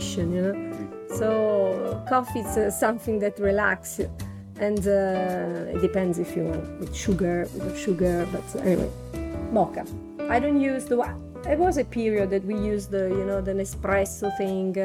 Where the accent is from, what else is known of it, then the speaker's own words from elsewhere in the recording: Naples, Campania, Italy; moved away; I was born in Naples.